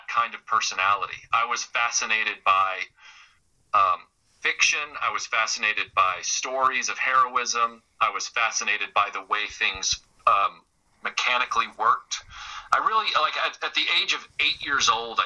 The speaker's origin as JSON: {"language": "English", "town": "Nashville", "region": "Tennessee", "country": "United States", "tie": "born or raised there", "said": "when I was growing up in Nashville"}